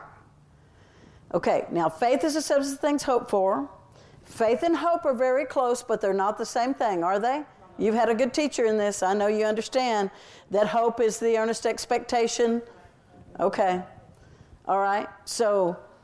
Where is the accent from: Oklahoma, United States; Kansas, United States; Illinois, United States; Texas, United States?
Texas, United States; I'm a Texan